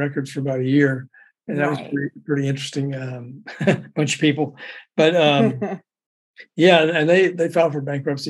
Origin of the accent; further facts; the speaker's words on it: Memphis, Tennessee, United States; also born or lived in Florida; And actually, I was born in Florida as well, but I moved to Memphis like 3 days later, but I was born in Florida.